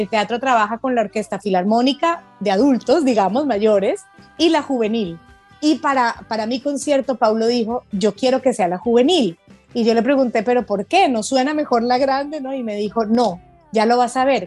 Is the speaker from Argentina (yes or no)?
no; Colombia; que no tenemos en Colombia